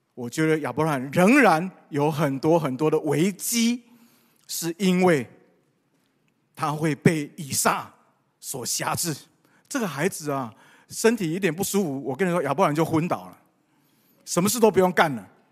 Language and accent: Chinese; Taiwan; 我们从台湾来